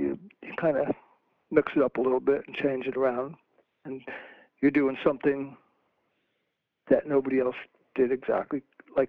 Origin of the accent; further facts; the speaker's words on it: New Jersey, United States; moved away as an adult; also born or lived in Maryland; I moved from New Jersey down to Maryland